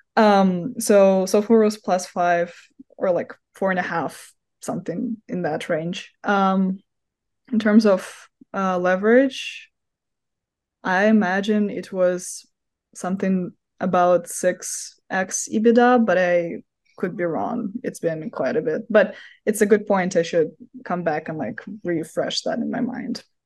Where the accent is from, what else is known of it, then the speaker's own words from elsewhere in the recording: Moscow, Russia; now in United States; originally from Moscow, Russia, hence my accent